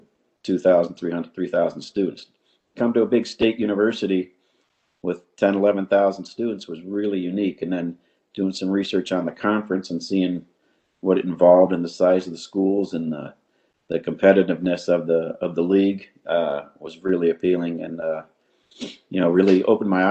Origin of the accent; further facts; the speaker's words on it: just outside of Cleveland, Ohio, United States; moved away as an adult; also born or lived in Athens, Ohio; now in Fort Atkinson, United States; I was born and raised in Ohio, just outside of Cleveland.